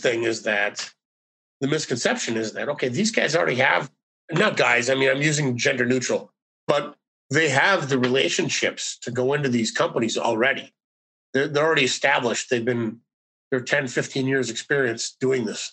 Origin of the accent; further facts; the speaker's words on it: northern Minnesota, United States; also born or lived in St. Paul, Minnesota; I'm from northern Minnesota. So basically all we did up there was we play hockey, we hunt, and we fish